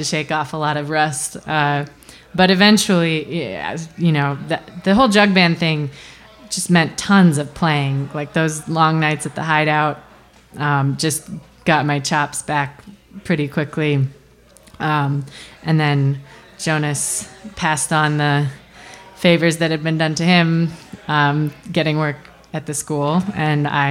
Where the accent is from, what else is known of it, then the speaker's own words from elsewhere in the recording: Wisconsin, United States; moved away as an adult; now in Chicago, United States; I'm from Wisconsin